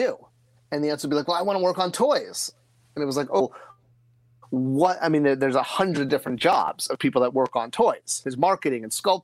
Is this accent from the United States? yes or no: yes; Connecticut, United States; I grew up in Connecticut